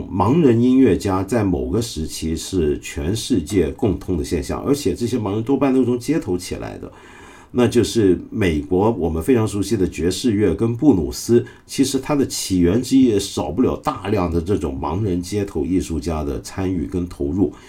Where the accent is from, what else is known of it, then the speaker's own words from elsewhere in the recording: China; 我们中国人